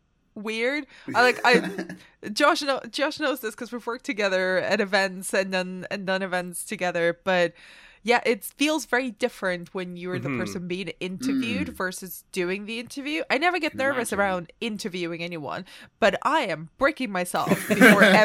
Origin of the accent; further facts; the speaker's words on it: Barcelona, Catalonia, Spain; I grew up in Barcelona